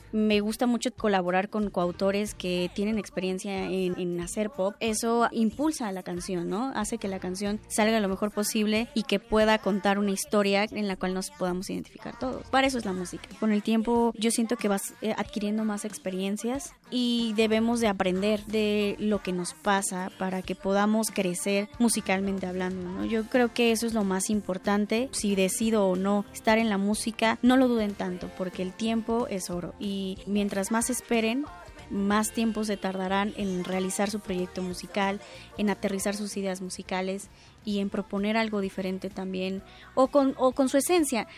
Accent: Chiapas, Mexico; moved away as an adult; now in Mexico City, Mexico; Yo soy una compositora, cantautora, soy de Chiapas.

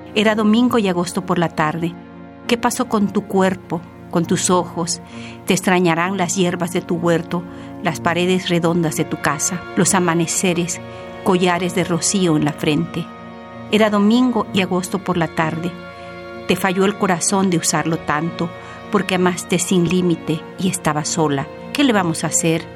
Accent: Cuajinicuilapa, Guerrero, Mexico; also born or lived in Mexico City; Chica de Guerrero, en el pueblo de Coajinicuilapa. Ahí nací

